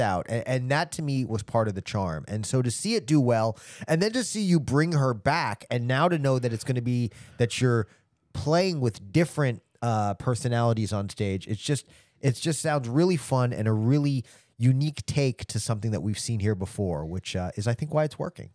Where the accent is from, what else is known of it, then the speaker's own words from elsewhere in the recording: Long Island, New York, United States; moved away; also born or lived in Fort Lauderdale, Florida / Broken Arrow, Oklahoma; I was born on Long Island. I, I grew up originally in New York.